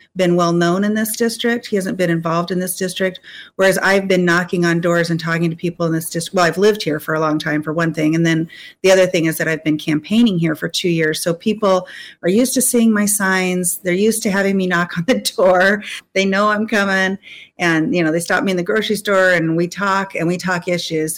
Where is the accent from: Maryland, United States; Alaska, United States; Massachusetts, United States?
Alaska, United States; Anchorage; I'm a lifelong Alaskan. And uh, so I lived the Alaska experience, right? My mom and dad were uh, subsistence hunters and fishers, and I took uh, moose tongue sandwiches to school when I went to Rabbit Creek Elementary